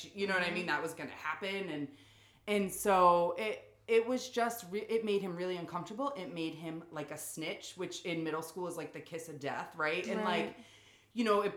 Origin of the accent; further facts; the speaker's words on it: New England, United States; up in New England, we are so quick to be like, well, I'm from New England